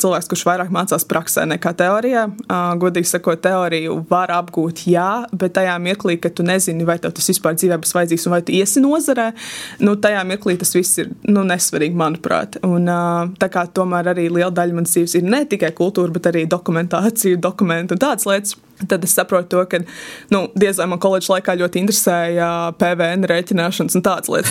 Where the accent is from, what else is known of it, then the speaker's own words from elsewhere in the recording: Valmiera, Valmiera Municipality, Latvia; es esmu no Valmieras, braukāju uz Smilteni